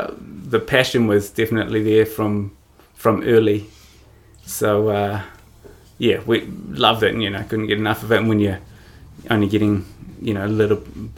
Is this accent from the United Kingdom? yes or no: no; Auckland, New Zealand; so originally I grew up on the North Shore in Auckland.